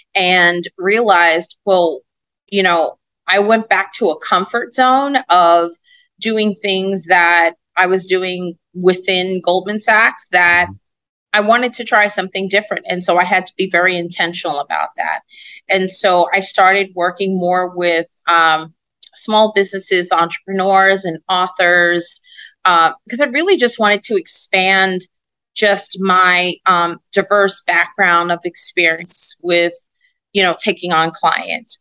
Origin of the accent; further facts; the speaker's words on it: New York City, New York, United States; I'm a girl from Brooklyn that mm-hmm. watched people in my neighborhood go to jail